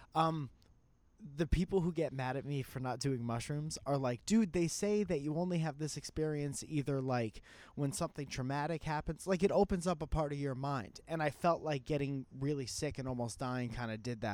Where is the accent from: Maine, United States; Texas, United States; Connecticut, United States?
Connecticut, United States; I was a musician from Connecticut